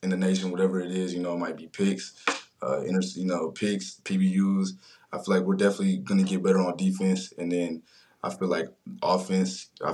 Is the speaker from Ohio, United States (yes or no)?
yes; Ohio, United States; I'm from Ohio